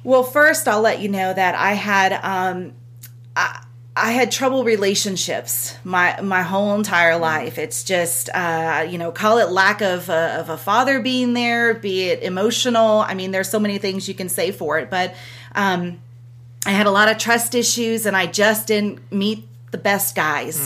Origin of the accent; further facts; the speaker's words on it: Southern California, United States; moved away as an adult; now in Lawrenceburg, United States; born and raised in California, Southern California